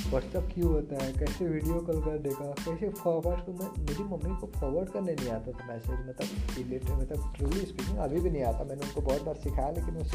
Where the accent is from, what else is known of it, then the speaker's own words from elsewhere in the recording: Bihar, India; also born or lived in Mumbai / Pune; basically मैं बिहार से हूँ मतलब bot and born of Bihar but right रहा हूँ डिसाइडिंग मुंबई तो पुणे में बहुत जगह रहा